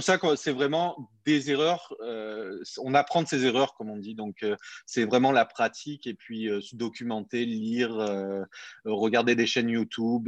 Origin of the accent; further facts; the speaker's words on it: Montpellier, Occitania, France; moved away as an adult; now in Quebec, Canada; je suis parti de France, je viens de, Montpellier, dans le sud de la France.